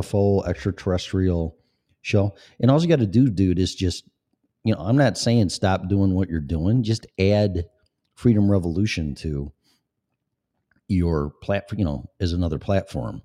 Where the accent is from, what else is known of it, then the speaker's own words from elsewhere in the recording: Illinois, United States; moved away; also born or lived in Colorado / Florida; I lived in Colorado before, and I'm from Illinois